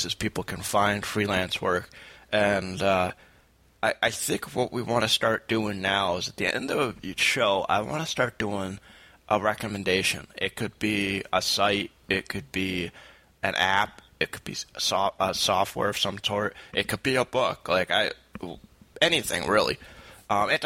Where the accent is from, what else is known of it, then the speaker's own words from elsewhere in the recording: Saratoga Springs, New York, United States; I work with a shelter organization down in my hometown, Saratoga Springs